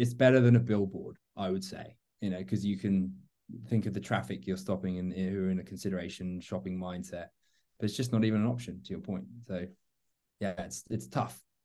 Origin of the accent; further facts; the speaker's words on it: London, United Kingdom; moved away as an adult; also born or lived in Miami; now in Atlanta, United States; I'm a Londoner transplanted to uh, Miami with during my Bacardi days, and then now find myself in Atlanta